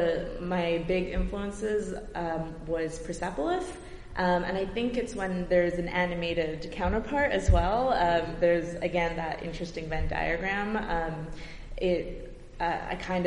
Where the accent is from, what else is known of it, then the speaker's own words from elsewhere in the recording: Brampton, Ontario, Canada; I'm from Brampton, Ontario, and I was really into animation as a kid